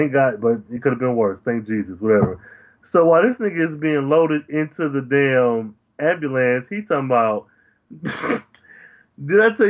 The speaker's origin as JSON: {"language": "English", "region": "Midwest", "country": "United States", "tie": "born or raised there", "said": "growing up in the Midwest"}